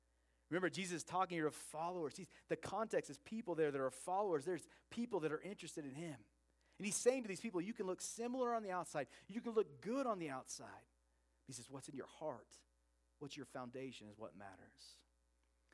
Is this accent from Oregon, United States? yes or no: yes; Oregon, United States; I grew up in Oregon